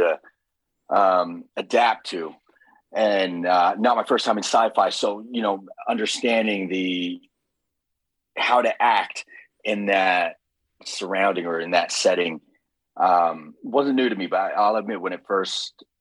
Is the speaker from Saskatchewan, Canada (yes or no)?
no; Toronto, Ontario, Canada; I'm from Scarborough.